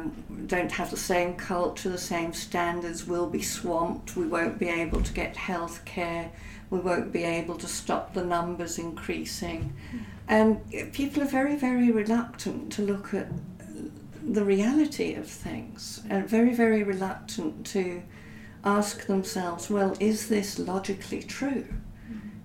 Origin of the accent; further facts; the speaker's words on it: South Africa; I grew up in South Africa during the apartheid era